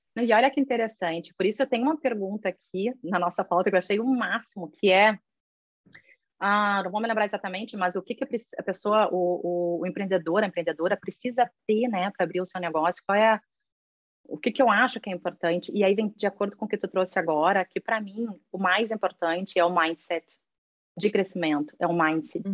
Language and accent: Portuguese; Rio Grande do Sul, Brazil; moved away as an adult; now in Australia; eu sou gaúcha nata